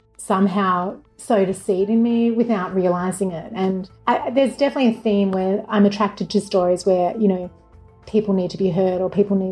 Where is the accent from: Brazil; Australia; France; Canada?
Australia; Melbourne, Victoria; moved away as an adult; now in Los Angeles, United States; in Melbourne, my hometown where I'd lived for 34 years